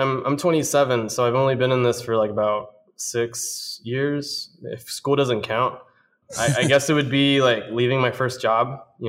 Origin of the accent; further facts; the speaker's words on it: Bolivia; also born or lived in Miami; I grew up in Bolivia and partially in Miami. Kind of went a lot back and forth.